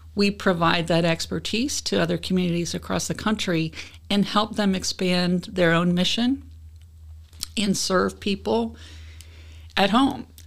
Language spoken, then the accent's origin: English; Cincinnati, Ohio, United States; I'm from Cincinnati.